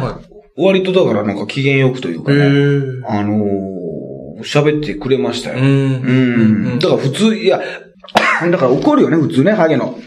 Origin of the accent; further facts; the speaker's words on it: Hyogo, Japan; moved away; also born or lived in Osaka; 俺と大阪も兵庫県出身でね、まあ大阪もサラリーマン時代に住んでました